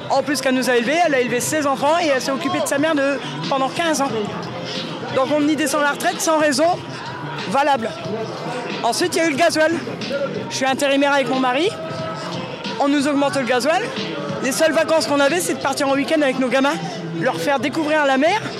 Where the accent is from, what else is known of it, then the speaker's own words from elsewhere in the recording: Hauts-de-France, France; Je viens d'à côté de Noyon. Un petit village, un hameau de, euh, à côté de Noyon, qui est relié à Noyon.